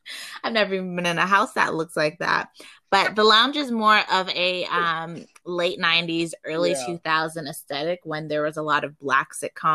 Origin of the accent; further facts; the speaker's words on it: Miami, Florida, United States; also born or lived in Calgary, Canada; I grew up, although I was born in Calgary, I did have grew up partially in Miami, Florida.